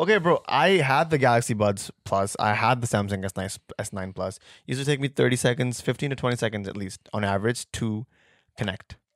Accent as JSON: {"language": "English", "country": "Pakistan", "said": "we're Pakistani"}